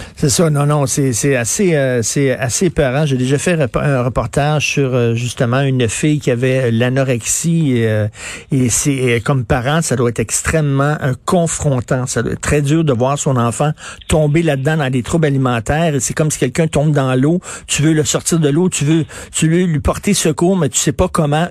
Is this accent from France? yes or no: no; Montreal, Quebec, Canada; je viens de Verdun